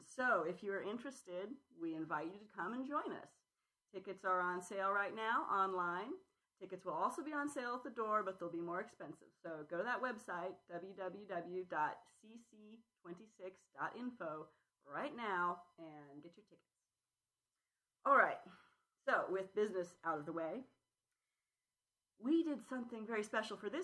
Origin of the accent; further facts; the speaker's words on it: San Jose, California, United States; San Jose, California, my hometown